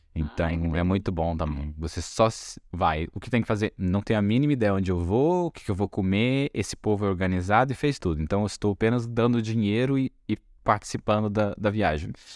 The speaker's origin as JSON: {"language": "Portuguese", "country": "Brazil"}